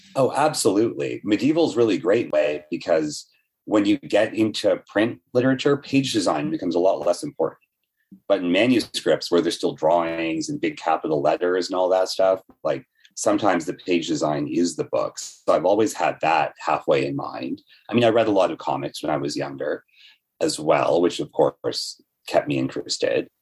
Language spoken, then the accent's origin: English; Toronto, Ontario, Canada; also born or lived in Etobicoke / Brampton; I grew up bit in Etobicoke and then a bunch in Brampton. And now I live at Queen and Bathurst